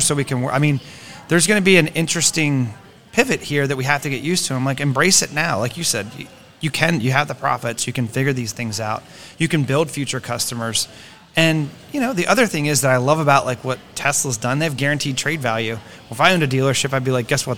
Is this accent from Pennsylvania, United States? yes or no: yes; Greencastle, Pennsylvania, United States; I grew up in Pennsylvania